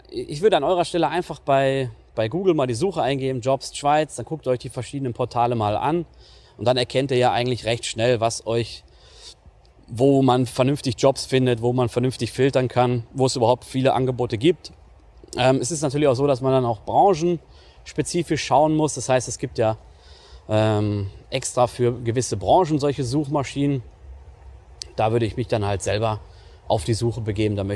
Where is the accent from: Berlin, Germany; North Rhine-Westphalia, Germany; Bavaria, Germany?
North Rhine-Westphalia, Germany; wenn ich nach NRW fahre in meine, in meine Heimat